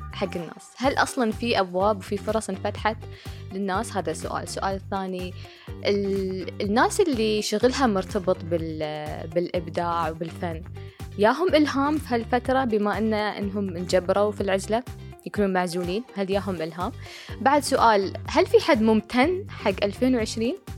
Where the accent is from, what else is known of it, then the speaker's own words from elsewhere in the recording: United Arab Emirates; رسامة إماراتية وكاتبة